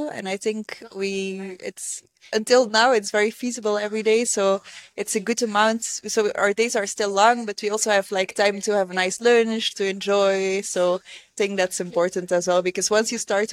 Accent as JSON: {"language": "English", "country": "Belgium", "moved": "as an adult", "lives_now": "Rwanda", "said": "I am from Belgium"}